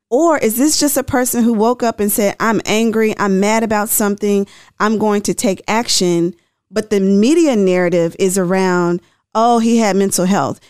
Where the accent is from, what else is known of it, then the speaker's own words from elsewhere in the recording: Tennessee, United States; I'm from Tennessee